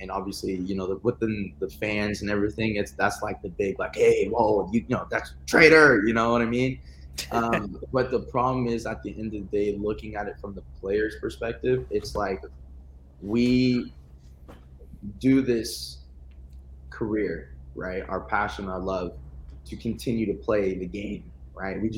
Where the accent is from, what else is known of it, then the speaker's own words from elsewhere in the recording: California, United States; I'm from California